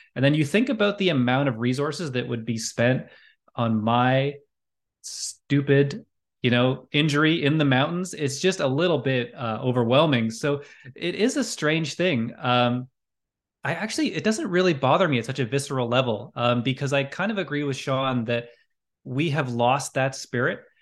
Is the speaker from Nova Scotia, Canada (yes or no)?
yes; Halifax, Nova Scotia, Canada; I grew up in Halifax